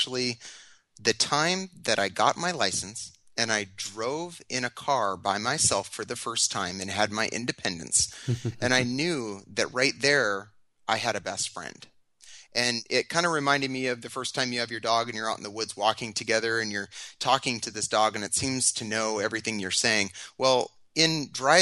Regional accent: Tacoma, Washington, United States; I have been a Washington resident all of my life. I was born down in Tacoma

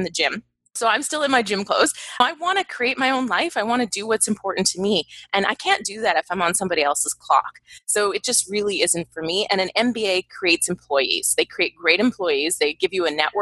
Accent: Canada; moved away; I'm from Canada originally.

